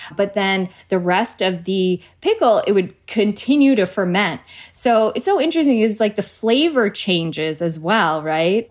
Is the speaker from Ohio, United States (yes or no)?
no; New Providence, New Jersey, United States; I was born and raised in Jersey